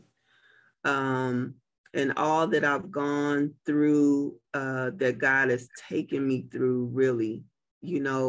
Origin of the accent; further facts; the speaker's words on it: Muskogee, Oklahoma, United States; now in Tulsa, United States; I'm really an …